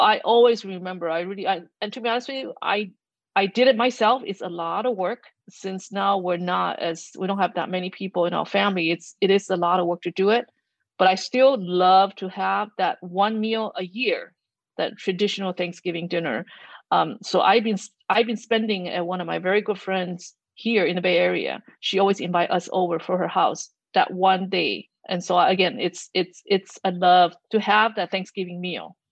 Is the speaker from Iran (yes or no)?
no; Taiwan; now in United States; Back home in Taiwan